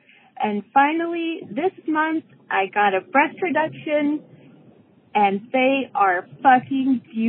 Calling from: Denver, Colorado, United States; from Denver

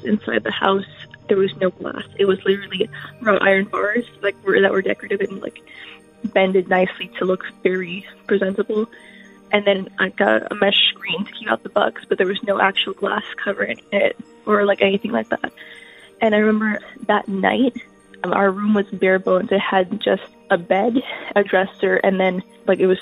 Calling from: Canada; I'm calling from Canada

